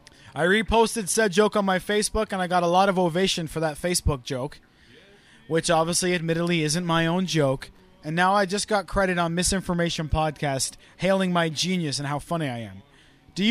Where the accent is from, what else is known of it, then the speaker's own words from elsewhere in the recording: United Kingdom; now in Canada; I'm not Canadian. I'm British